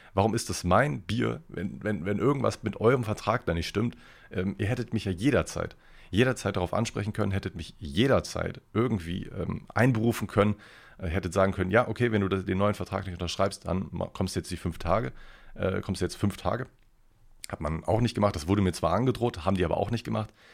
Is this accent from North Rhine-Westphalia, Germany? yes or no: yes; Ruhr area, North Rhine-Westphalia, Germany; also born or lived in Cologne; werde ich gar nicht als Kölner mehr erleben, sondern wieder als, als originaler Ruhrpotter